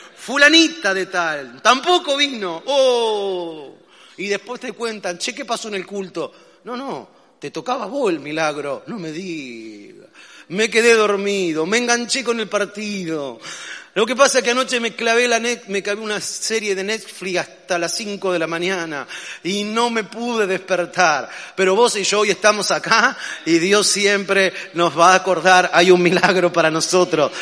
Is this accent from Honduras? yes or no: no; Argentina; los argentinos, que cuando nos gusta algo no decimos que está bueno o que está muy bueno, decimos que estamos re bueno